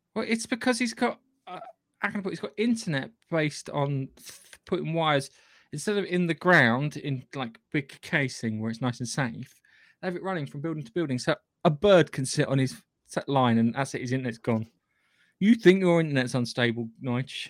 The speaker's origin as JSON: {"language": "English", "country": "United Kingdom", "said": "I'm British"}